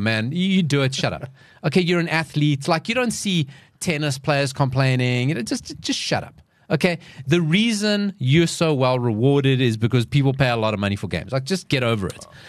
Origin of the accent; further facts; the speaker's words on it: South Africa; we're all South Africans.